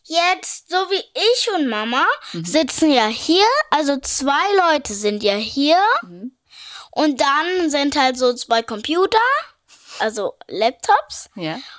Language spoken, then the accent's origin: German; Berlin, Germany; ich bin acht Jahre alt, ich komme aus Berlin.